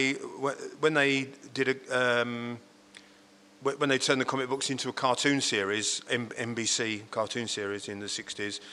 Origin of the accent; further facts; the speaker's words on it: Hadleigh, East of England, United Kingdom; Born and bred in Hadley.